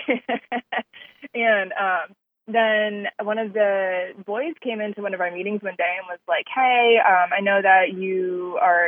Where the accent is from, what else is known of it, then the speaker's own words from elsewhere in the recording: Texas, United States; also born or lived in California / Minnesota (parents); now in Houston, United States; I was born in California. I moved to Texas when I was 8